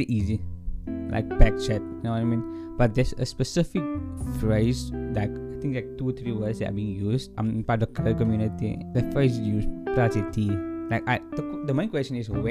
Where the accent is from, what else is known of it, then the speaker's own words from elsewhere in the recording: South Africa; as a South African